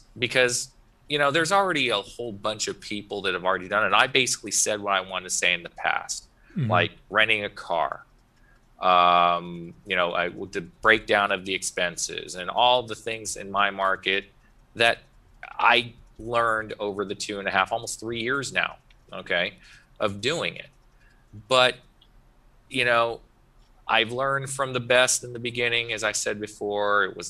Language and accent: English; Soddy Daisy, Tennessee, United States; also born or lived in Chattanooga; I was born in Chattanooga half my life. My dad was in the military, but after he got out, you know, he was a dual Army Navy at the time. But the point is that he got out. I was living with my grandparents in Soddy Daisy a long time ago as a kid